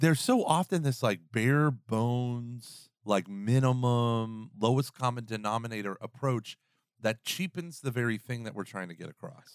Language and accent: English; the South, United States; I'm from the South